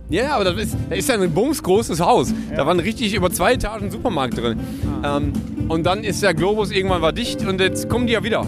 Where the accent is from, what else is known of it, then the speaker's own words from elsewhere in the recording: Essen, North Rhine-Westphalia, Germany; in meiner alten Heimat Essen-Stehle